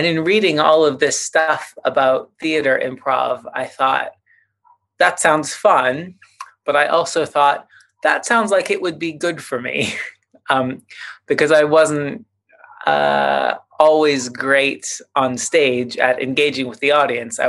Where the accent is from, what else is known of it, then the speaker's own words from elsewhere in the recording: Vancouver, British Columbia, Canada; I grew up in Vancouver, BC, in Canada